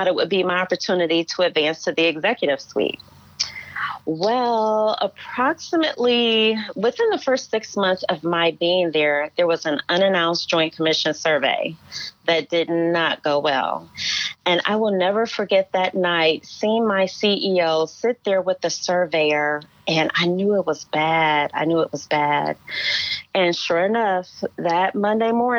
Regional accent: Cleveland, Ohio, United States; moved away as an adult; also born or lived in Hudson Valley, New York / Muskogee, Oklahoma / Shreveport, Louisiana; I grew up in Cleveland, Ohio, Midwestern girl like yourself

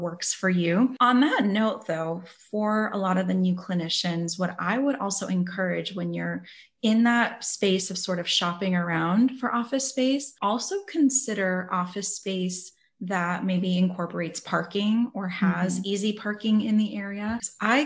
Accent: California, United States; now in Florida, United States; I'm from California, currently live in Florida right now

